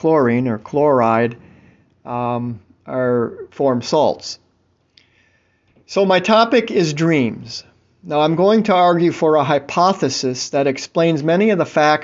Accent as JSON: {"language": "English", "town": "Tampa", "region": "Florida", "country": "United States", "said": "I'm from Tampa"}